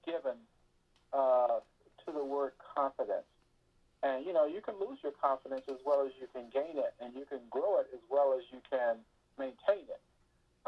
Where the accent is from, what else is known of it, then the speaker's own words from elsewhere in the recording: Houston, Texas, United States; when I was raised up in Houston, we used to go to the summit for concerts and for Rocky basketball games